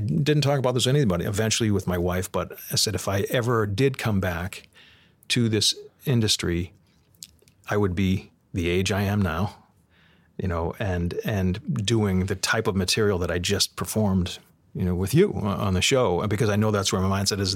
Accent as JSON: {"language": "English", "town": "Boston", "region": "Massachusetts", "country": "United States", "tie": "born or raised there", "said": "growing up in Boston and, and, and, and tough times in a, in, you know, in a neighborhood where people scrambled for their money"}